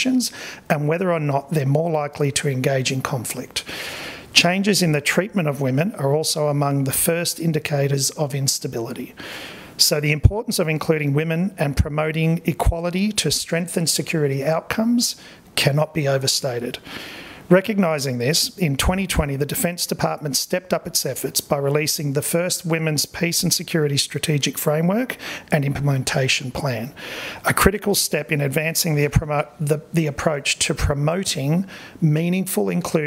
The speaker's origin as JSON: {"language": "English", "country": "Australia", "accent": "Australian", "moved": "as an adult", "lives_now": "Hawaii, United States", "said": "clearly an Australian"}